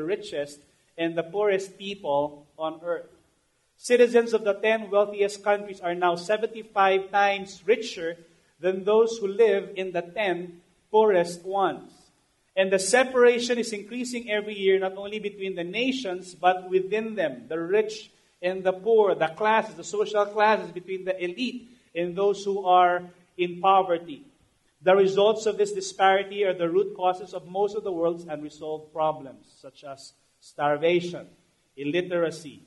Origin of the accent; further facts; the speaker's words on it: Manila, Metro Manila, Philippines; I grew up in Tondo